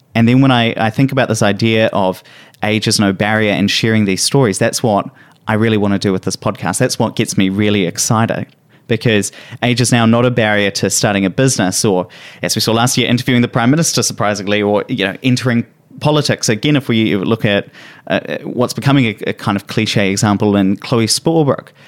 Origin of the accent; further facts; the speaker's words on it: Hawera, Taranaki, New Zealand; moved away; I went back down to my hometown, uh, in Taranaki. So Taranaki is a region in New Zealand